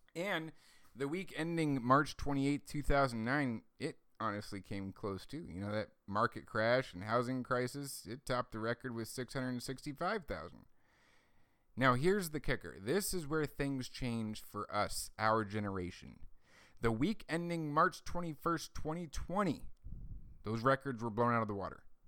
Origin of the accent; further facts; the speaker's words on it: United States; as American citizens